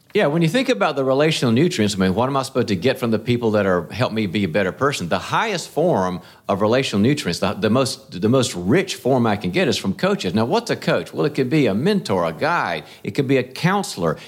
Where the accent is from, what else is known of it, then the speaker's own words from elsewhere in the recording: North Carolina, United States; moved away; also born or lived in California; when I was raised in the South, in North Carolina